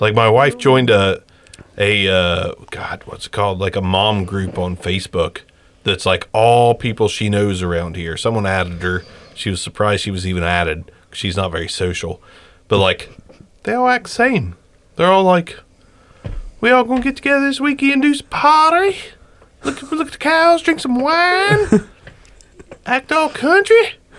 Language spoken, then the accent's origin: English; Jackson, Ohio, United States; we're from Jackson